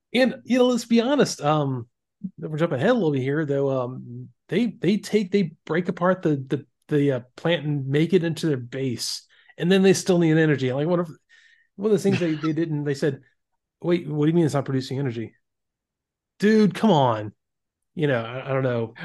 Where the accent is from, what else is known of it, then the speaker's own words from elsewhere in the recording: Florida, United States; I grew up in Florida